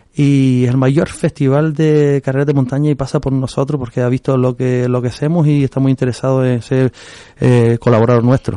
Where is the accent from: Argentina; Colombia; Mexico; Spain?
Spain; Agaete, Canary Islands; yo soy del Risco de Agate, y yo toda la vida eh, he caminado por Tamadaba